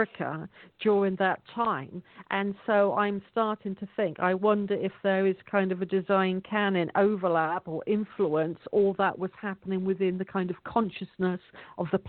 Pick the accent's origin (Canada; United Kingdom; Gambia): United Kingdom; England; In my hometown, you can't buy anything with cash at the moment.